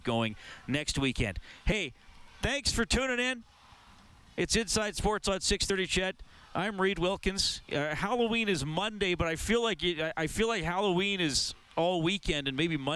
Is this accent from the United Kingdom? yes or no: no; Evansburg, Alberta, Canada; when I was a young man growing up in Evansburg